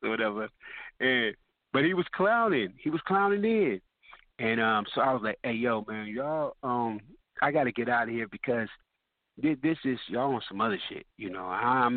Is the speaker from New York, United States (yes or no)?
no; Richmond, California, United States; moved away as an adult; also born or lived in Los Angeles, California; I was from Richmond, California